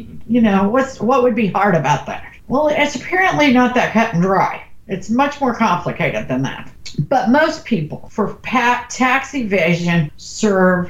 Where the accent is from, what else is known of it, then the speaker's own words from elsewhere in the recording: the Ozarks, United States; I'm from the Ozarks. We would say Omarosa.